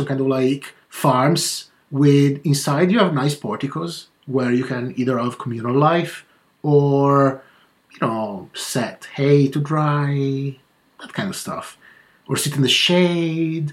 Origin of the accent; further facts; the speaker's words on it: Italy; in my hometown